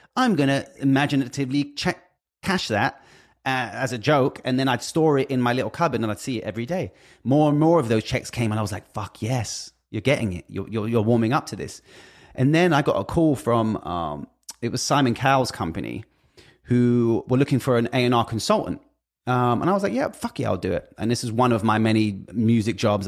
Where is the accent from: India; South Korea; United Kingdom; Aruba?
United Kingdom; I'm British